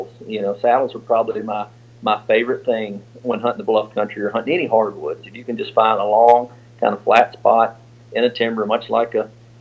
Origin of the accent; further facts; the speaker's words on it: the South, United States; Growing up in the South